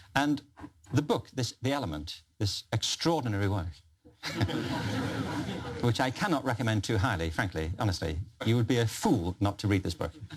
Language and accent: English; Liverpool, North West England, United Kingdom; I'm from Liverpool